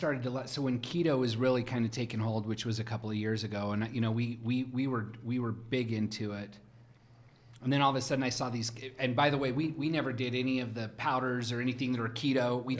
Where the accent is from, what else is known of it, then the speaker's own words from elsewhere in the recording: Rexburg, Idaho, United States; also born or lived in Jerome, Idaho / Pocatello, Idaho; now in Utah, United States; But I was in Pocatello till I was 6 or 7. But I was raised in Rexburg, Idaho, of all places. So where BYU Idaho is now. It used to be called Ricks.